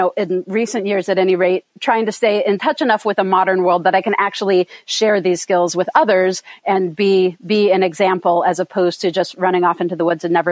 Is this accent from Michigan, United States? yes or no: no; Sierra Nevada foothills, Eastern California, United States; moved away as an adult; also born or lived in Oakland, California / northern Ontario / upstate New York / Vermont; when I was still an infant, they moved us to the foothills of the Sierra Nevada Mountains in Eastern California, up, right backed up on the mountains that make up the eastern border of California and Nevada. So I was raised up there